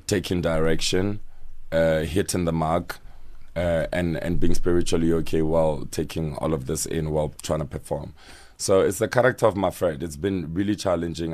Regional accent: Soshanguve, Gauteng, South Africa; also born or lived in Ga-Rankuwa; Called Soshanguve Block L

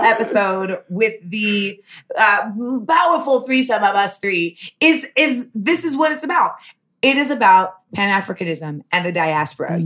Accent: Los Angeles, California, United States; moved away; also born or lived in Orlando, Florida / New York; I was born in Los Angeles. My mother is from Grenada. My father is from Boston, but I was raised solely by my mm-hmm. mother

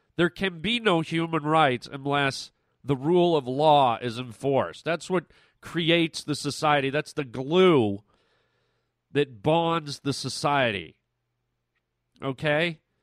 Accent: Canada; moved away as an adult; now in United States; I come from Canada

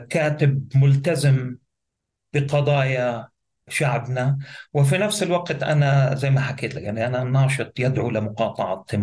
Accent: Gaza, Gaza Strip, Palestine; also born or lived in Nuseirat; اساسا لاجئ فلسطيني. الوالد والوالده من قريه زرنوقه المطهرة عرقيا عام 48 وهي قضاء الرملة ولدت في مخيم النصيرات للاجئين الفلسطينيين في قطاع غزة آه، لكن معظم حياتي قضيتها آه، يعني في مدينة غزة

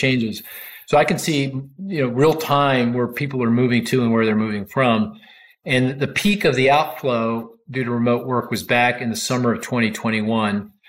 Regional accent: Philadelphia, Pennsylvania, United States; I'm I'm from Philly too

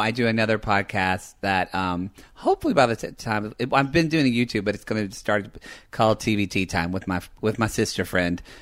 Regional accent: the South, Southern United States, United States; accent: Southern; being, like, Southern with my accent

